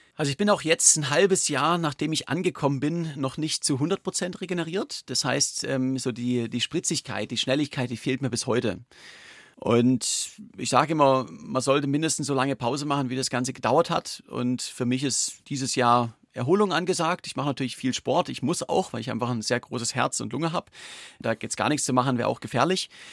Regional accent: Germany; als Deutscher

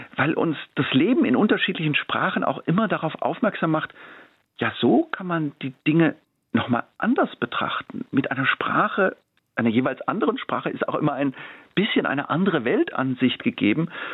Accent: Freiburg im Breisgau, Baden-Württemberg, Germany; now in Tübingen, Germany; Ich bin in Freiburg-Wiehre aufgewachsen, im Freiburg in Breisgau in einem äh, sehr, sehr grünen Viertel.

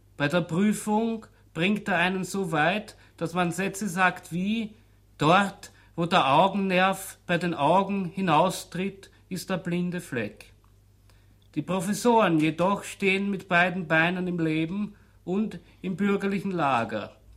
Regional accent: Austria; bei uns in Österreich

